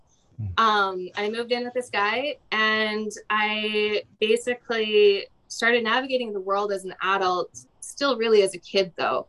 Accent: Alberta, Canada; growing up in Alberta, super sheltered

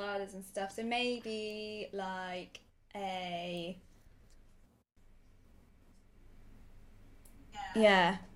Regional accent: Sheffield, Yorkshire and the Humber, United Kingdom; moved away as an adult; also born or lived in Madagascar / Seychelles; now in Sussex, United Kingdom; I grew up in Sheffield

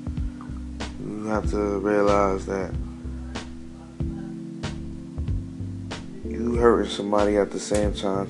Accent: New York City, New York, United States; I'm from Brooklyn. I was born in New York City

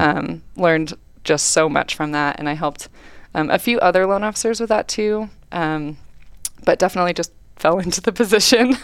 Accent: Welches, Oregon, United States; I grew up in Welches, Oregon, a really small town on Mount Hood

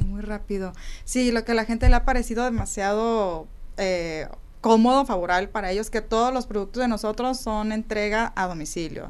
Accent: Sonora, Mexico; Somos de Sonora

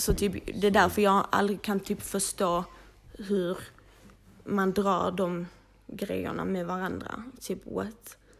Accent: Malmö, Skåne, Sweden; vi är upp, födda och uppvuxna i Malmö, du vet, blattepar

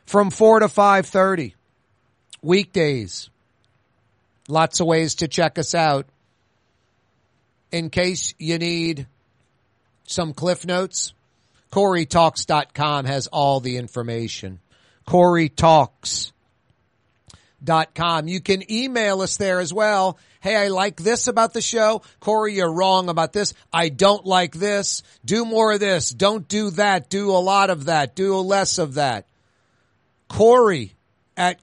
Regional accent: New Orleans, Louisiana, United States; I'm lucky doing it in my hometown

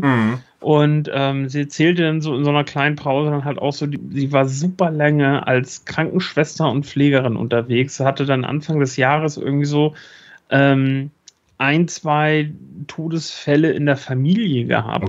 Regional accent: Schleswig-Holstein, Germany; bei uns in Schleswig-Holstein

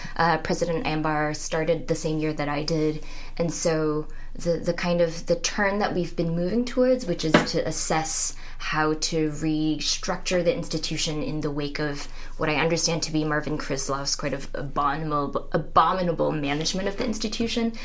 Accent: Singapore; moved away as an adult; also born or lived in Minnesota, United States / Poughkeepsie, New York, United States; now in Oberlin, United States; I grew up, was born and raised in Singapore, and came to the U.S. when I was 19 for college.

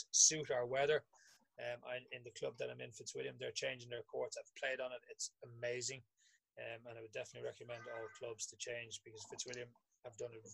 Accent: Ireland; as a kid growing up in Riversdale

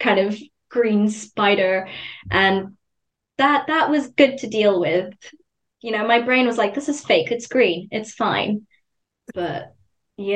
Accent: Zimbabwe; I grew up in Zimbabwe as well

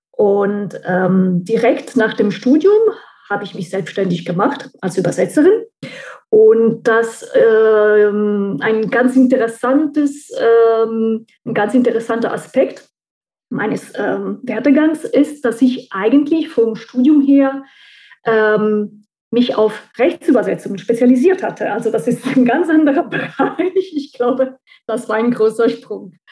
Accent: central Italy, Italy; German is a second language; moved away as an adult; now in Saarbrücken, Germany; Also ich bin seit ähm, circa 20 Jahren, 21 Jahren in Saarbrücken und ursprünglich komme ich aus Mittelitalien, ähm, aus der Stadt der Palmen.

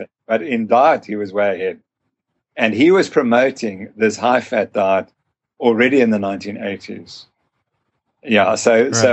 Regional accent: Zimbabwe; also born or lived in South Africa; I'm from Zimbabwe

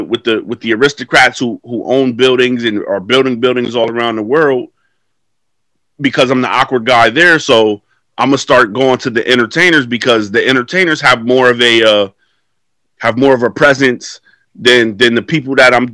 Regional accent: New York City, New York, United States; I grew up in New York City around that time

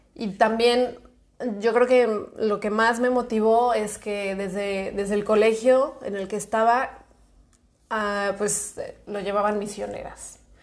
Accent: Guadalajara, Jalisco, Mexico; moved away as an adult; now in Lleida, Spain; tengo 27 años, soy de Guadalajara

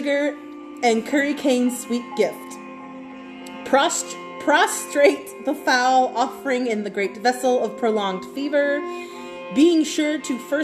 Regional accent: Cajun, Louisiana, United States; as a Cajun

